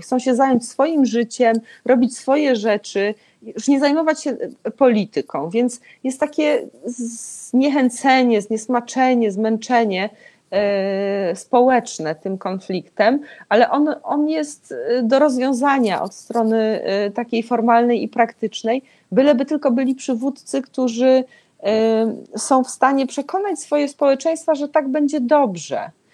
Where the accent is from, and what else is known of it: Israel